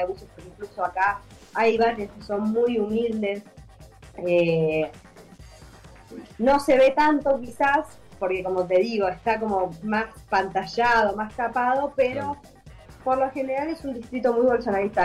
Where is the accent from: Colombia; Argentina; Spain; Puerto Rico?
Argentina; moved away as an adult; now in Búzios, Brazil; Como en Argentina yo, la verdad que clase media vivía, podía vivir, se podía vivir, o sea, yo vivo como si viviera en mi país